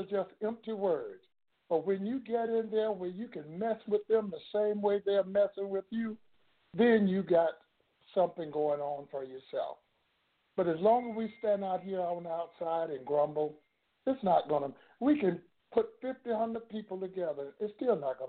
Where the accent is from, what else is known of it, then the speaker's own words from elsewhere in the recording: Florida, United States; my hometown down here in Florida